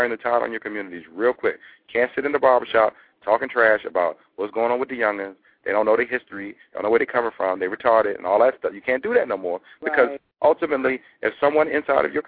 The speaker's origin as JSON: {"language": "English", "region": "Maryland", "country": "United States", "said": "You know us as a Maryland folk"}